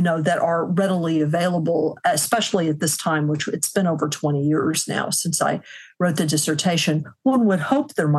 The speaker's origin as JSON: {"language": "English", "region": "Midwest", "country": "United States", "said": "speaking as a Midwesterner"}